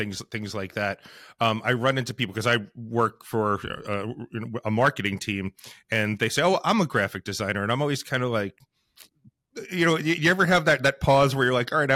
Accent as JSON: {"language": "English", "town": "Highlands", "region": "New Jersey", "country": "United States", "said": "I am from Highlands, which is right across the bridge from Seabright and Sandy Hook"}